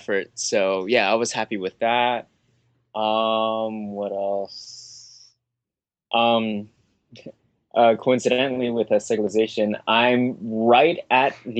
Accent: Hawaii, United States; I'm from Hawaii

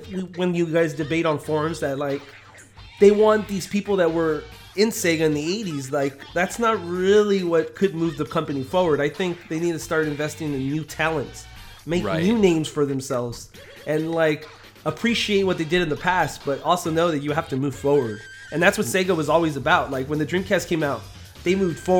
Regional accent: United States; we're from America

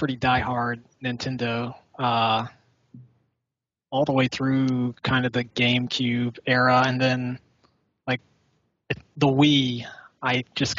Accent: South Carolina, United States; I grew up in South Carolina

